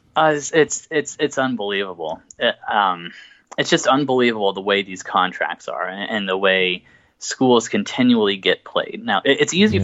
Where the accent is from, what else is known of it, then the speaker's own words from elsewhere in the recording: Big Ten country, Midwest, United States; moved away; also born or lived in Texas / Oklahoma / Florida; I'm from the Big Ten country